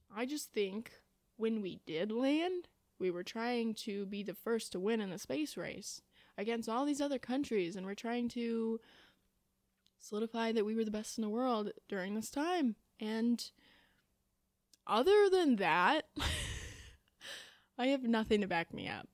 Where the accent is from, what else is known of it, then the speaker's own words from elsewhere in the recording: Illinois, United States; moved away as an adult; now in Indiana, United States; I am from Illinois.